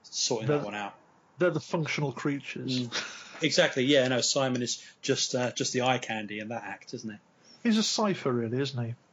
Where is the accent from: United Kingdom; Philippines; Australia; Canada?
United Kingdom; we're we're British